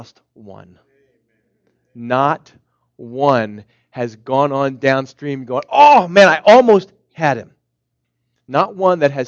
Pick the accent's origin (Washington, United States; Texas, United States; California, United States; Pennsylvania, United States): Pennsylvania, United States; Philadelphia; where I'm from Philadelphia